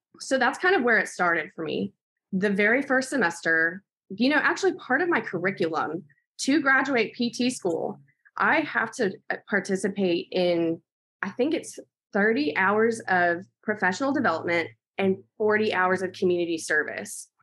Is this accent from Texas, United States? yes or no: yes; Snyder, Texas, United States; also born or lived in Abilene, Texas; I'm from Snyder, Texas, and I'll be moving to Midland soon.